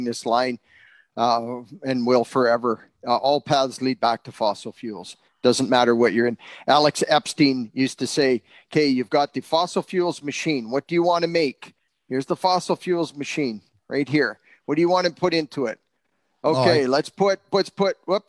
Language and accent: English; Lloydminster, Canada; I was born and raised in Lloydminster